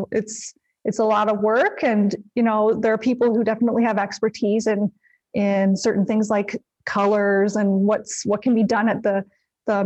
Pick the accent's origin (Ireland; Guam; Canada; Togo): Canada; I'm Canadian